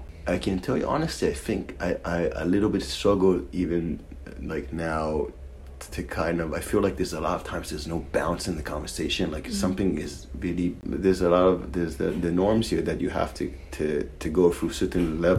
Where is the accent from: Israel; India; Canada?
Israel; accent: Israeli; moved away; My parents are American, and they made Aliyah around 40 years ago. So I was born in Israel, but my parents are still very much American.